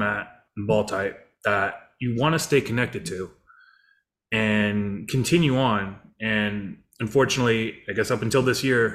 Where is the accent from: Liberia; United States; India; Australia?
United States; Detroit, Michigan; now in Los Angeles, United States; Detroit's my hometown